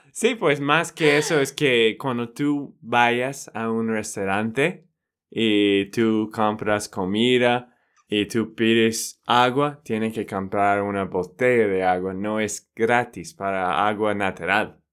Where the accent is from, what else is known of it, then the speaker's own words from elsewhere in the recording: Texas, United States; now in Colombia; de Texas, Estados Unidos.